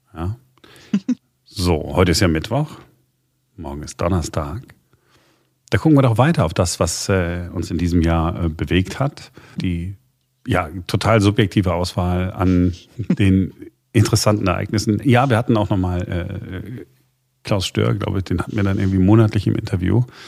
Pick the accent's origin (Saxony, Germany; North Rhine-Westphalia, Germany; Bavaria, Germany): North Rhine-Westphalia, Germany; Duisburg; bei uns in Duisburg